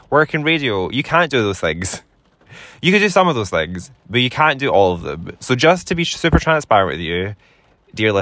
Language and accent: English; Scotland, United Kingdom; I'm Scottish, and I am the most Scottish I've ever been in my whole life. But I do live in Scotland